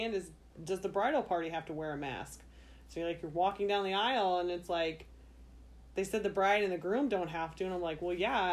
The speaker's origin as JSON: {"language": "English", "region": "Virginia", "country": "United States", "tie": "born or raised there", "moved": "yes", "said": "when I was growing up in Virginia"}